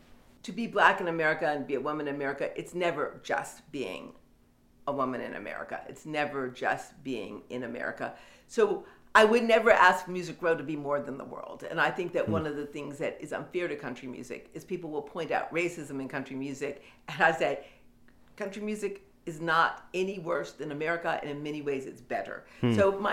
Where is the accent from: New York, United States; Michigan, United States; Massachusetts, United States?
Michigan, United States; Detroit; Like, I come from Detroit. I'm as gritty as any of you.